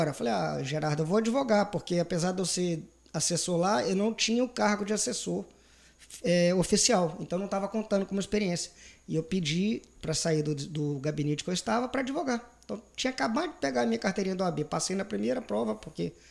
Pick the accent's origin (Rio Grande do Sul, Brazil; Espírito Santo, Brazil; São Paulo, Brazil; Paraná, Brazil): Espírito Santo, Brazil; Vitória; also born or lived in Cachoeiro de Itapemirim; E fomos para Vitória, onde eu fiquei grande parte da minha juventude e passei no vestibular na minha cidade natal, Cachoeiro de Itapemirim.